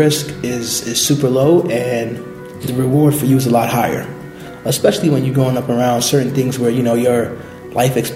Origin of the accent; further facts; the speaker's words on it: New York City, New York, United States; So I was born and raised in Brooklyn, in the Bushwick East New York section of Brooklyn